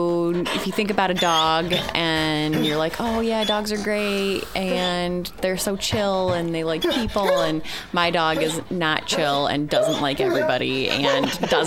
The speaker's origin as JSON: {"language": "English", "town": "Marcellus", "region": "New York", "country": "United States", "moved": "yes", "said": "Upstate New York, in a little rural town called Marcellus. It's right near Syracuse, New York."}